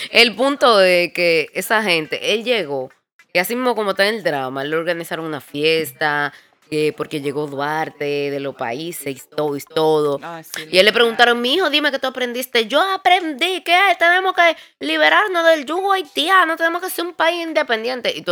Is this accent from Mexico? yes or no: no; Spain; porque nosotros somos españoles